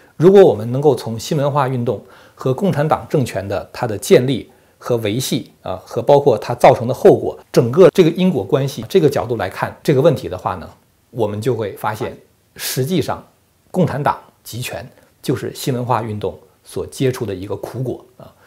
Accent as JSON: {"language": "Chinese", "country": "China", "said": "如果要按照我们中国人的话来讲的话，就是全党服从中央"}